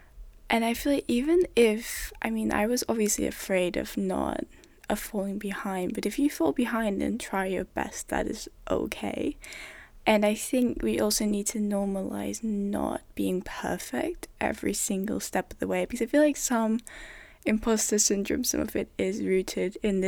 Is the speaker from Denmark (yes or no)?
yes; Denmark; first language Danish; English is a second language; I came from a system where everything was in Danish, everything was in my mother tongue. I had never ever been taught in English ever.